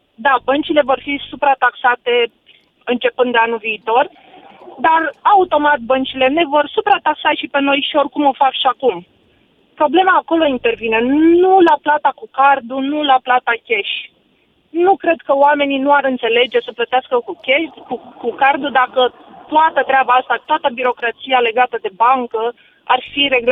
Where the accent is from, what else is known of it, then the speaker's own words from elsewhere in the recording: Tulcea, Tulcea County, Romania; also born or lived in Cluj; now in Cluj-Napoca, Romania; sunt din Tulcea